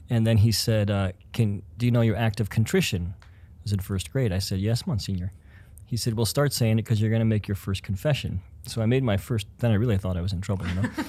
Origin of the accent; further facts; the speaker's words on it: Denver, Colorado, United States; moved away as an adult; also born or lived in Atchison, Kansas / Twin Cities, Minnesota; now in Crookston, United States; I grew up in Denver, but then I came to college here at, uh, Benedictine College, and then after that ended up settling in the Twin Cities.